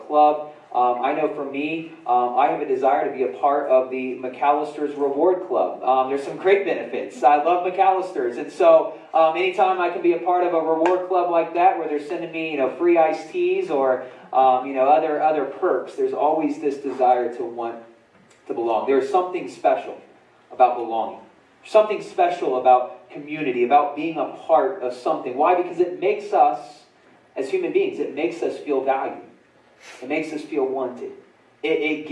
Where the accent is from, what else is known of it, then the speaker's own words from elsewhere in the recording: Winchester, Indiana, United States; also born or lived in Muncie, Indiana; In middle school, I remember when we moved from Winchester, Indiana, to when we moved to Muncie. I was in sixth grade.